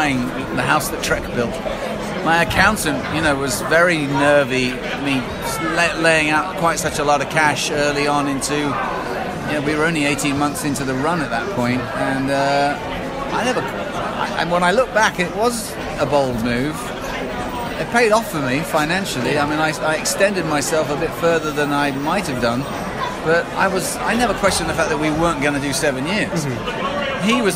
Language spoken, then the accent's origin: English; England, United Kingdom; as the English guy